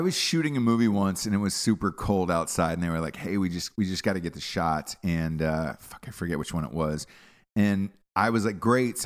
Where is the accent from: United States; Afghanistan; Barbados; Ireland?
United States; I'm an American.